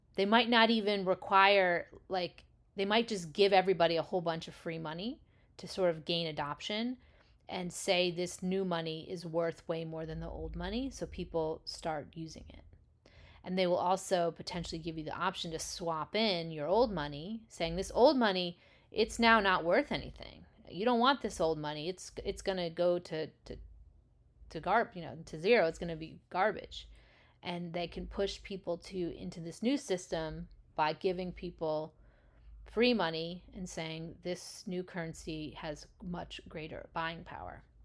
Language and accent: English; United States; as an American